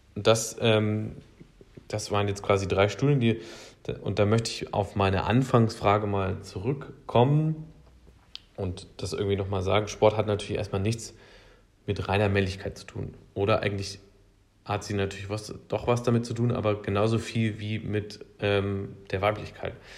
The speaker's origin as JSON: {"language": "German", "region": "Thuringian Forest", "country": "Germany", "tie": "born or raised there", "said": "Ich bin im Thüringer Wald aufgewachsen."}